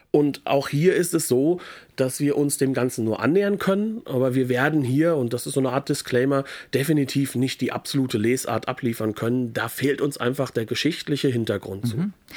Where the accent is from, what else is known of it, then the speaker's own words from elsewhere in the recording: France; bei uns in Frankreich